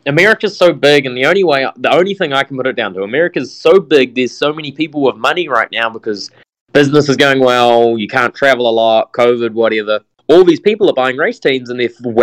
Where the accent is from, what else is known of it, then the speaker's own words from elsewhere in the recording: New Zealand; I was this kid from New Zealand